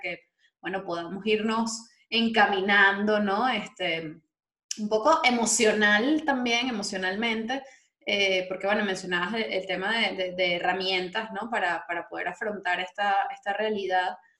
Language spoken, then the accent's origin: Spanish; Venezuela; moved away